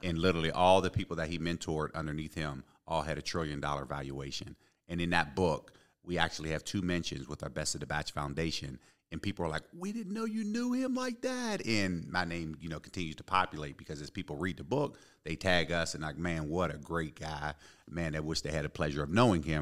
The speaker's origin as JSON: {"language": "English", "town": "Pittsburgh", "region": "Pennsylvania", "country": "United States", "tie": "born or raised there", "also_born_or_lived": "Ypsilanti, Michigan / Detroit, Michigan", "said": "born and raised in Pittsburgh"}